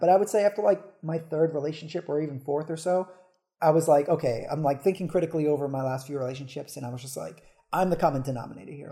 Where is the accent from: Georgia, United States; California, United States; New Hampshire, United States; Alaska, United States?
New Hampshire, United States; moved away as an adult; now in Philadelphia, United States; I'm originally from New Hampshire